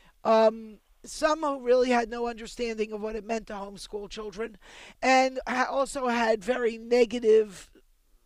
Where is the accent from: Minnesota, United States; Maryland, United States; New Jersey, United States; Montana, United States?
Maryland, United States; Baltimore; I was born in Baltimore